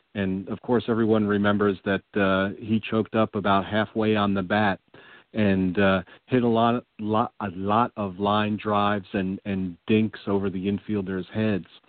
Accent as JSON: {"language": "English", "region": "New York", "country": "United States", "said": "as a New Yorker"}